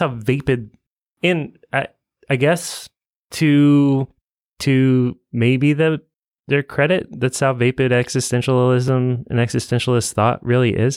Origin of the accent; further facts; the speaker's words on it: Evansville, Indiana, United States; I grew up in Evansville